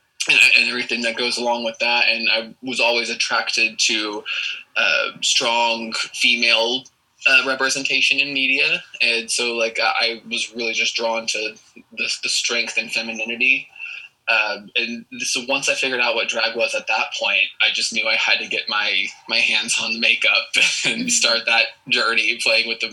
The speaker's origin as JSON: {"language": "English", "town": "Lewisville", "region": "Texas", "country": "United States", "tie": "born or raised there", "said": "I'm born and raised here in Texas. I was born in a town called Lewisville, and I now currently live not too far away from there"}